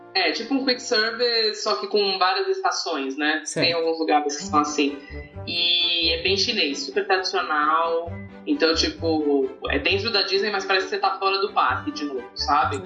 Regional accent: Brazil; a gente sendo brasileiro

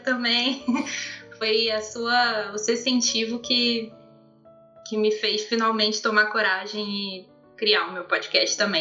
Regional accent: interior of Rio de Janeiro, Brazil; eu sou de, do interior do Rio de Janeiro. Então é uma cidade muito de roça

